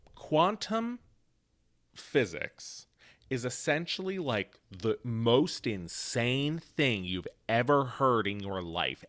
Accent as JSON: {"language": "English", "town": "Mount Pleasant", "region": "Pennsylvania", "country": "United States", "tie": "born or raised there", "said": "Mount Pleasant, Pennsylvania"}